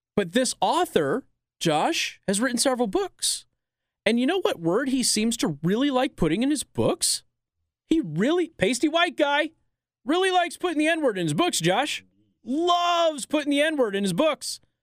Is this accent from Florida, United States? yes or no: no; California, United States; I was born in California, too